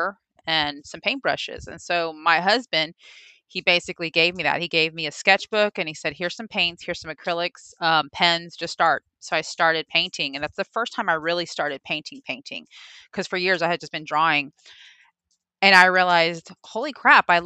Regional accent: Los Angeles, California, United States; moved away as an adult; now in Houston, United States; Originally from Los Angeles, but a Southern girl at heart

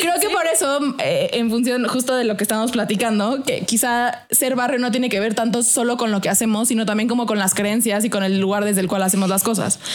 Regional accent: Mexico; accent: fresa; soy fresa porque mi acento lo denota

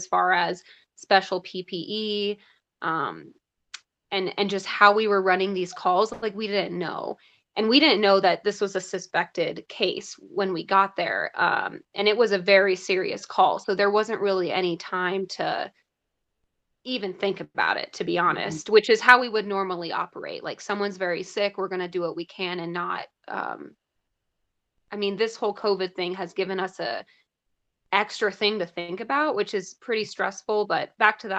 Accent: Golden, Colorado, United States; I was born and raised in Golden. So I've been in Colorado since I was about 6.

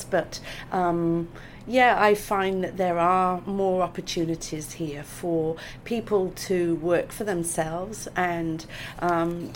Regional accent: Gloucester, South West England, United Kingdom; moved away as an adult; now in Australia; you can probably guess by my accent that I'm from the UK. I was born in Gloucester in England, and I came to Australia in 95

